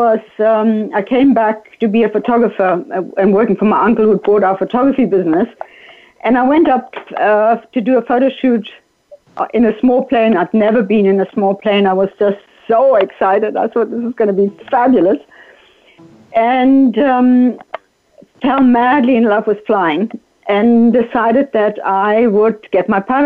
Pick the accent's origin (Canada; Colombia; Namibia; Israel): Namibia; English is a second language; moved away as an adult; also born or lived in Germany; I grew up in Namibia, and my parents passed away when I was quite young